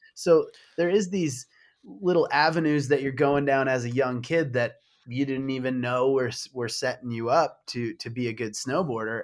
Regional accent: Michigan, United States; moved away; I was from Michigan

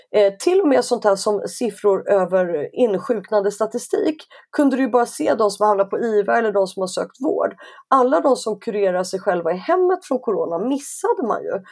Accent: Stockholm, Stockholm County, Sweden; Jag är stockholmare så jag är så här uppe i norr, det är typ någonstans norr om Uppsala

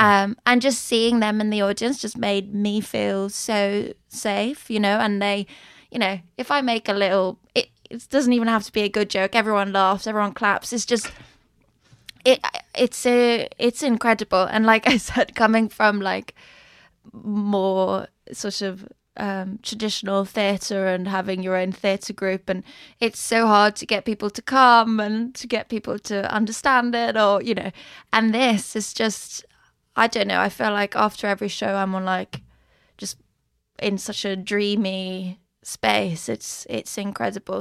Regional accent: Stockholm, Stockholm County, Sweden; born or raised there; moved away as an adult; also born or lived in London; now in Malmö, Sweden

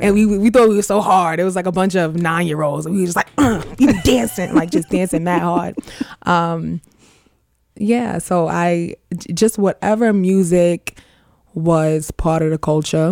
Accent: New York City, New York, United States; we grew up in Queens. I'm from Far Rockaway.

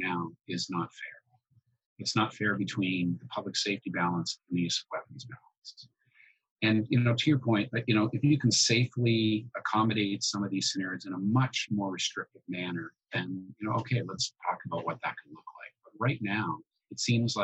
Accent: Orillia, Ontario, Canada; I grew up in Central Ontario

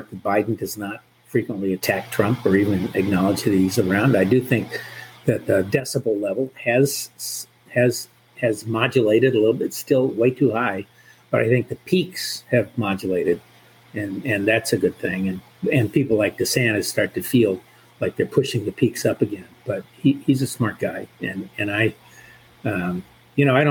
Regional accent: Orlando, Florida, United States; I grew up in Orlando

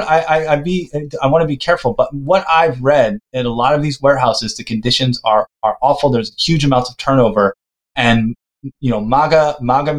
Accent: United States; I'm from the United States

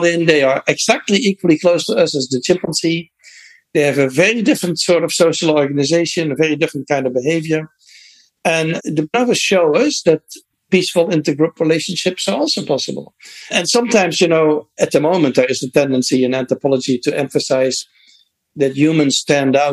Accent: Netherlands; moved away; I grew up in the Netherlands

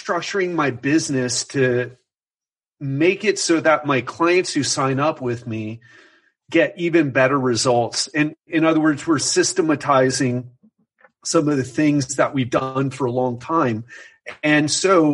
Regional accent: Miami, Florida, United States; moved away as an adult; now in Brazil; growing up in Miami

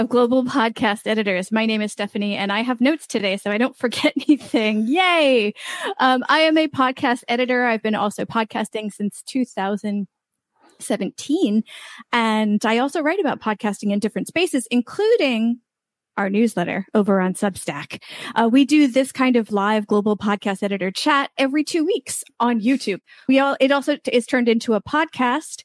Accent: United States; now in Valencia, Spain; I'm an American over in Valencia, Spain

